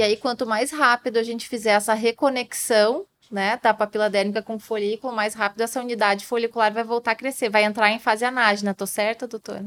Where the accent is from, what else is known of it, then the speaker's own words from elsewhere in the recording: Brazil; nós, brasileiros